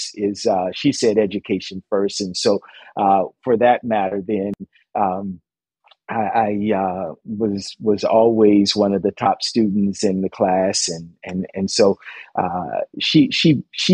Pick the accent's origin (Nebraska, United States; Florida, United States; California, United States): Florida, United States; Dunedin; now in Toronto, Canada; growing up in Little Dunedin, Florida.